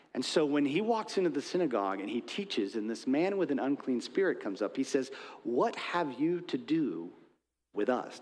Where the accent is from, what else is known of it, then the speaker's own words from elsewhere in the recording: United States; I'm an American